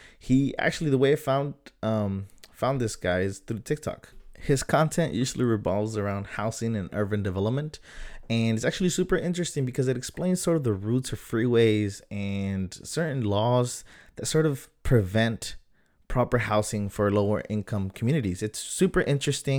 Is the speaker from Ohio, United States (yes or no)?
no; San Diego, California, United States; growing up in Southern San Diego